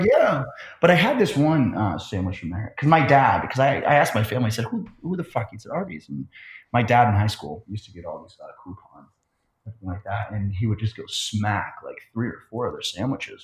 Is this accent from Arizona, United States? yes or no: yes; Phoenix, Arizona, United States; moved away as an adult; also born or lived in Scottsdale, Arizona; now in Manhattan Beach, United States; I'm from uh, Phoenix, Arizona, and then lived in Scottsdale for a long time